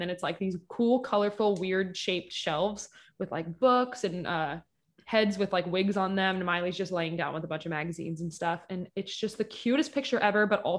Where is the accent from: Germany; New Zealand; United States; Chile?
United States; Kentucky; And also I'm from Eastern Kentucky.